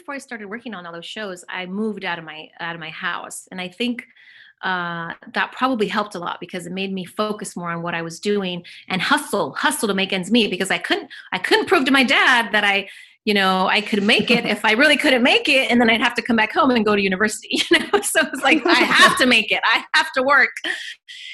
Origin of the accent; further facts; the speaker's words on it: Orange County, California, United States; also born or lived in Mexico / Los Angeles; I grew up more in Orange County